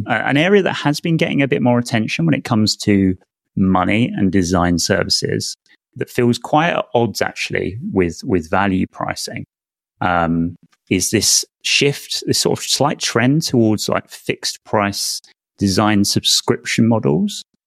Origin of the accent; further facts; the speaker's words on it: United Kingdom; as a Brit